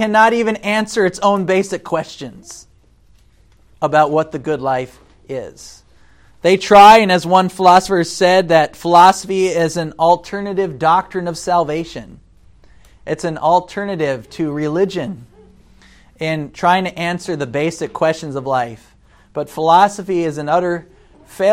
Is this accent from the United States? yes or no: yes; United States; as an American